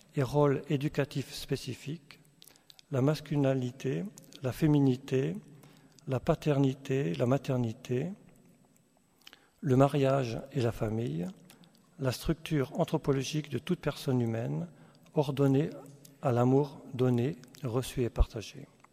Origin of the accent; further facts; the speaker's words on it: Alsace, Grand Est, France; on vient, vient d'Alsace